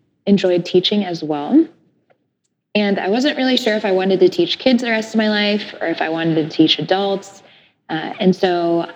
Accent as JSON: {"language": "English", "region": "Virginia", "country": "United States", "also_born_or_lived": "Jerusalem", "moved": "as an adult", "lives_now": "Tacoma, United States", "said": "So I'm originally from Virginia. My family is Egyptian. And I live in Tacoma now"}